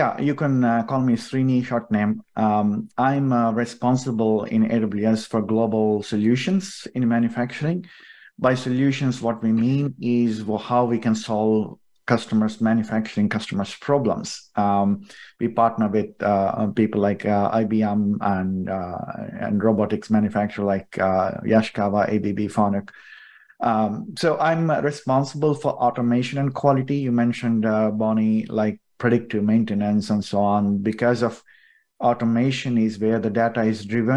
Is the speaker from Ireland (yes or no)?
no; southern India, India; moved away as an adult; also born or lived in United Kingdom / Germany; now in United States; I come from southern part of India